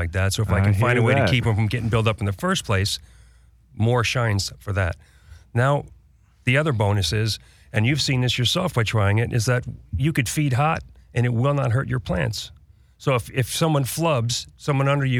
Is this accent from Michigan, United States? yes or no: no; New York City, New York, United States; I grew up in New York City.